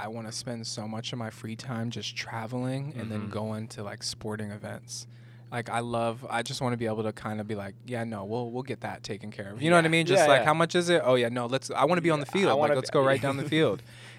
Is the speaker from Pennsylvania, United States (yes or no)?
no; Oregon, United States; I was born in Oregon.